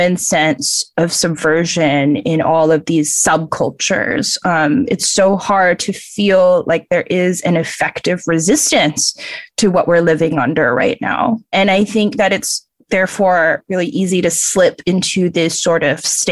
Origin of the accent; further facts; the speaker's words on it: Singapore; moved away; I'm from Southeast Asia, Singapore